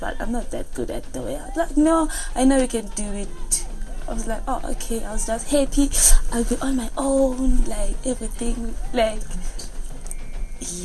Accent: Durban, KwaZulu-Natal, South Africa; moved away as an adult; now in Johannesburg, South Africa; I'm from Durban

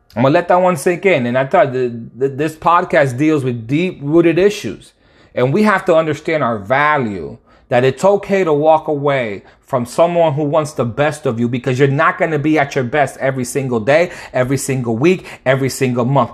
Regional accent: Connecticut, United States; now in Dallas, United States; I'm living in Dallas right now, but I'm from Connecticut

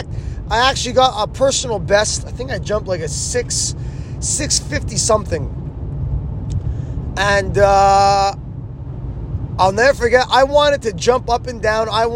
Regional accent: Canada; I'm Canadian.

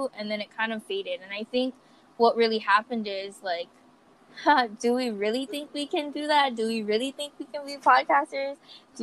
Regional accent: Kauai, Hawaii, United States; also born or lived in Grand Junction, Colorado; now in Oahu, United States; I am actually from Kauai too. So we're both from Kauai, but I just live on Oahu currently.

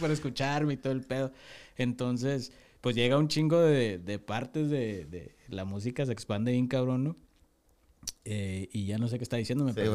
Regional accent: Tijuana, Baja California, Mexico; also born or lived in Durango; Yo llegué aquí al año y medio, me trajeron mis papás yo soy de Durango, nací en Durango, pero toda mi vida he estado aquí, entonces yo soy de Tijuana.

